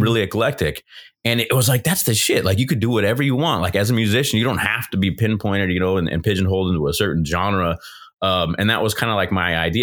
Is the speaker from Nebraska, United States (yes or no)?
no; Southern California, United States; from California, born and raised Southern California